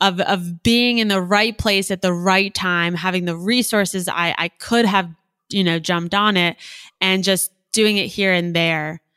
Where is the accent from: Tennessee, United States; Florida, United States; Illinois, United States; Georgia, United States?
Florida, United States; South; also born or lived in Gainesville, Florida / New York City / Boca Raton, Florida; I grew up in South Florida